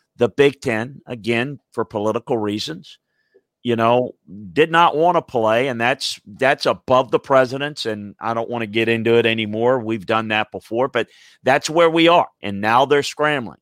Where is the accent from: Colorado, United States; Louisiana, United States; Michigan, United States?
Louisiana, United States; South; I grew up in the Deep South, went to school at L S U, coached at L S U, and grew up in South Louisiana